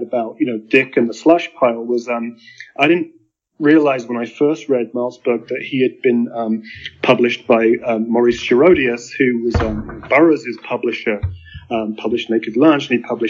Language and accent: English; Stroud, South West England, United Kingdom; now in New Mexico, United States; I was born in Stroud in the west of England. I live in New Mexico now.